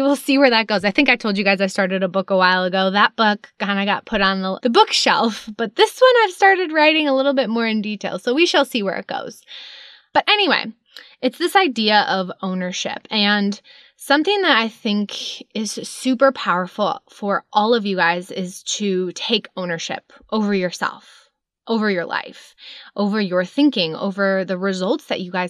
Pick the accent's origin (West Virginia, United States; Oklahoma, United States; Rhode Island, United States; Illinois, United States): Illinois, United States; Chicago suburbs; moved away; I grew up in Chicago suburbs